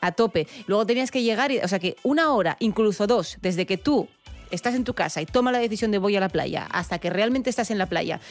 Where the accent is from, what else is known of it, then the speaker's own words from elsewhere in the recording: Avilés, Asturias, Spain; Rubén y yo que somos de Avilés. Claro, en Avilés, cuando tú eras chavalete